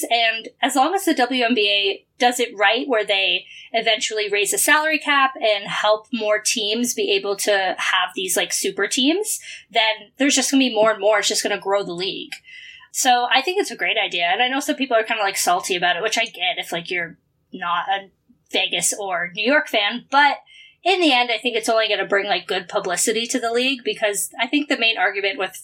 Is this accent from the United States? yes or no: no; Cambridge, Ontario, Canada; moved away as an adult; also born or lived in Waterloo, Ontario; now in Toronto, Canada; I'm from Cambridge, Ontario